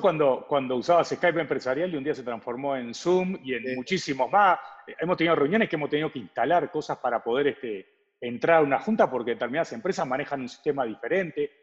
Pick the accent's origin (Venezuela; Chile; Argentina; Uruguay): Uruguay; now in Mexico; Nosotros somos dos uruguayos